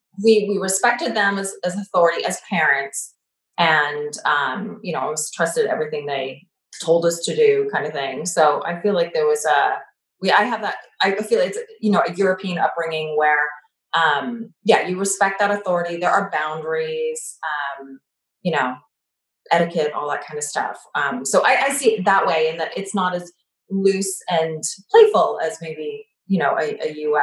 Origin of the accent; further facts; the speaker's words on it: Canada; moved away as an adult; also born or lived in Montreal; now in United States; And, I grew up in Canada, and then, my parents later moved to the US, and I was in university at the time. So I stayed and went to McGill. I was in Montreal.